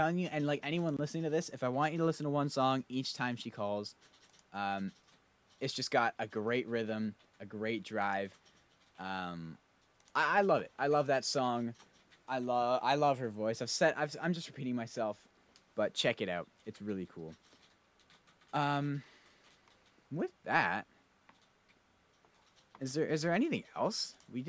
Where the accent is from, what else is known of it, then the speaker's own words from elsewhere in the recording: Canada; It's a great time up here, I promise you.